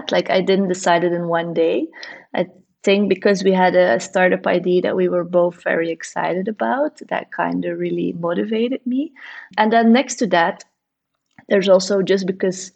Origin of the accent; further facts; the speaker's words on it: Bruges, Flanders, Belgium; now in Ghent, Belgium; I was born in Bruges, and it's also like a really pretty historical city